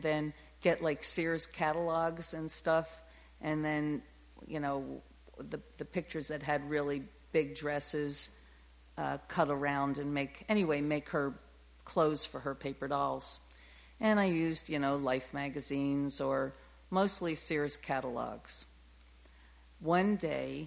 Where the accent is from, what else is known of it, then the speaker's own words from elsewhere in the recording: New Jersey, United States; also born or lived in Germantown, Philadelphia, Pennsylvania; I was raised in the Philadelphia area in Germantown, and then we moved to South Jersey